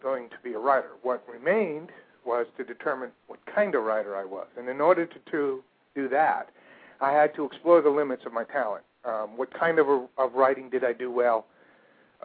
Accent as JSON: {"language": "English", "region": "a suburb of New York in New Jersey", "country": "United States", "tie": "born or raised there", "said": "I grew up in a suburb of New York in New Jersey"}